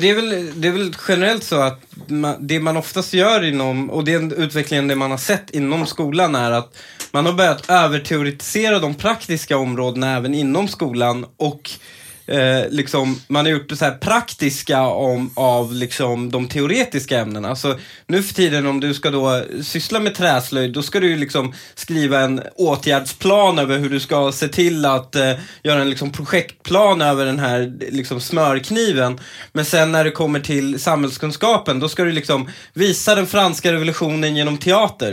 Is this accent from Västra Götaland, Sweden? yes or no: no; Stockholm, Stockholm County, Sweden; jag är ju uppvuxen lite i Husby